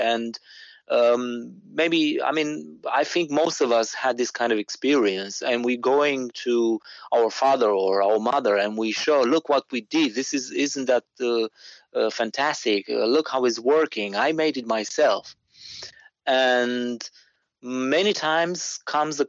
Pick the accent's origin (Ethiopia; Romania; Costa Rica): Romania; I'm from Romania